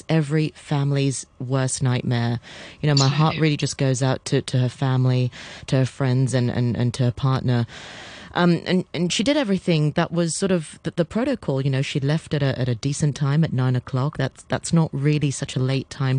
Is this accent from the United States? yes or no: no; Hong Kong; also born or lived in United Kingdom; I'm born and bred in Hong Kong.